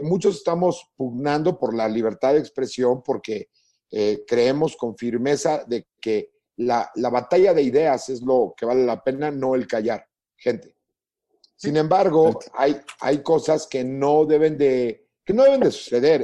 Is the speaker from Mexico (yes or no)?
yes; Mexico; los mexicanos nos morimos de risa hasta de la muerte